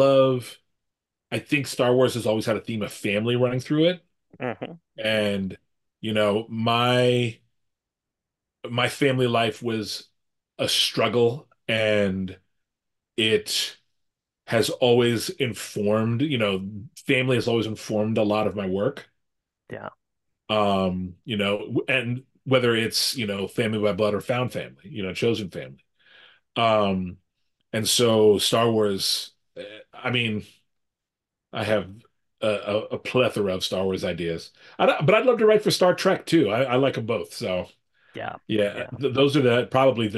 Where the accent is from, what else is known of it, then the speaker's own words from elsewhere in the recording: United States; I'm an American guy in his early 50s.